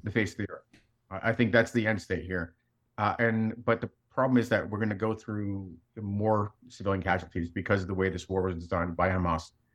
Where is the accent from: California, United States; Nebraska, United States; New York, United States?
New York, United States; New York City; also born or lived in Soviet Union; I grew up in New York City